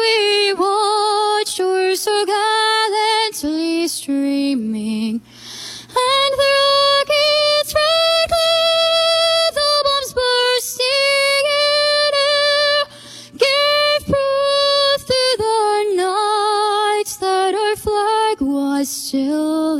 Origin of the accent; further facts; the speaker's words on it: West Delaware, Iowa, United States; I'm from West Delaware.